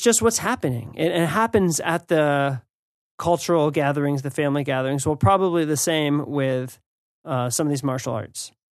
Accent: United States; as an American

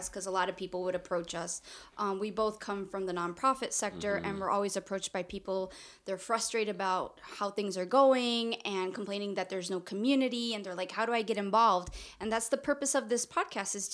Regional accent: Chihuahua, Mexico; accent: Northern; we're both from Chihuahua

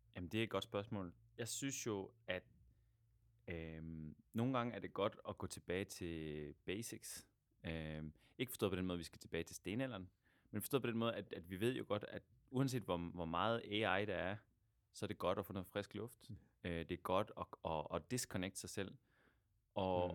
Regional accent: Denmark; moved away as an adult; also born or lived in Aarhus / Buenos Aires; now in Argentina; mit gamle hjemland Danmark og så mit, mit nye land Argentina

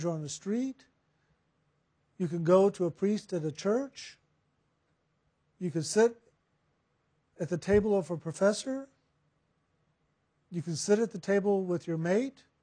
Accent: San Antonio, Texas, United States; I was born in San Antonio.

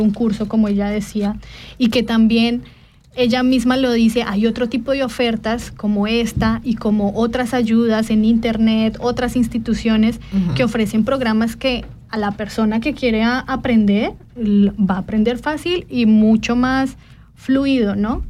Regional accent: Colombia; now in Switzerland; soy colombiana y que también pasé por este proceso de integración

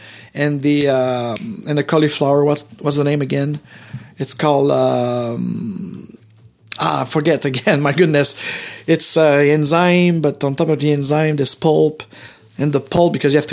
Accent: Montreal, Quebec, Canada; the hospital where I was born in Montreal

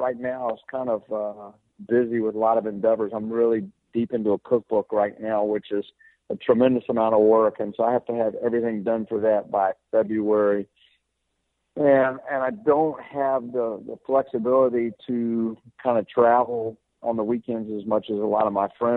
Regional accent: Lynchburg, Virginia, United States; I'm a Virginia boy. So I grew up in Lynchburg, Virginia

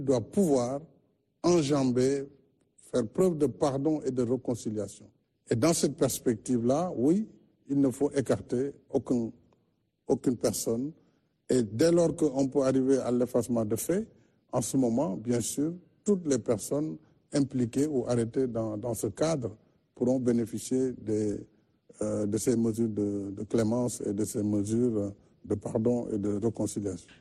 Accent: Senegal; je suis un Sénégalais, je suis un Africain

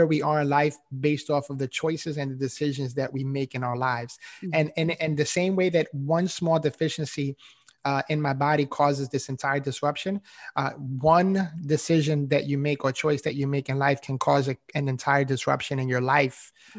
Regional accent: New York City, New York, United States; No, I didn't, honestly, you know, and again, growing up in New York City, you know, there's not a whole ton of mentors out there.

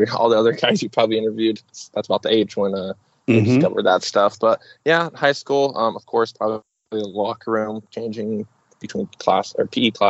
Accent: Oregon, United States; I'm from Oregon, up here in the United States

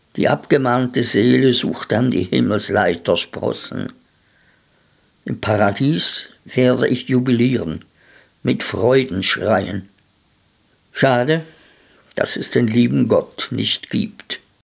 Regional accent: Switzerland; bei uns in der Schweiz

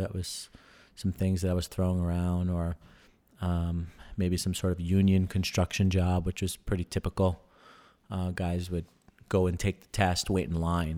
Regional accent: New York, United States; moved away; I was from New York

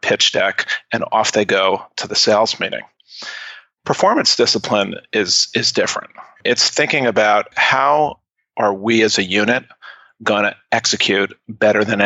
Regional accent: New York City, New York, United States; I grew up in New York City, and I was a childhood actor

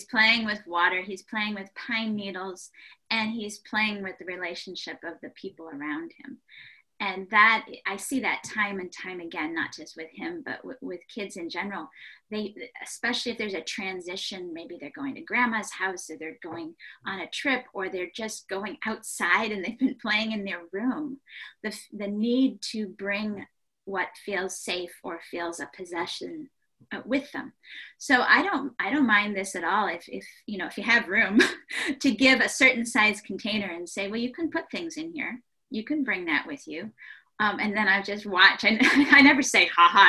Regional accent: Ohio, United States; I grew up in Ohio

